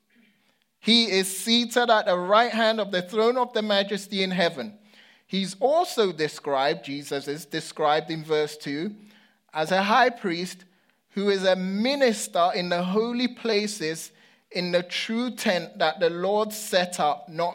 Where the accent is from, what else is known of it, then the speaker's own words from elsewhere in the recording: London, United Kingdom; I was growing up in London